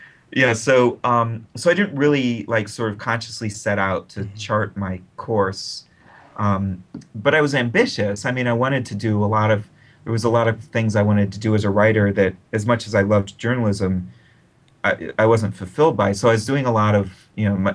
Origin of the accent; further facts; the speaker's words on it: Akron, Ohio, United States; my hometown newspaper